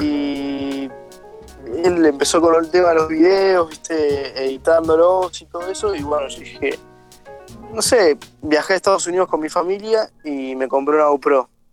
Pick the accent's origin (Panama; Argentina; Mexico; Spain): Argentina; Bella Vista, Buenos Aires Province; Yo soy de Bellavista, de, que a 40 kilómetros de Buenos Aires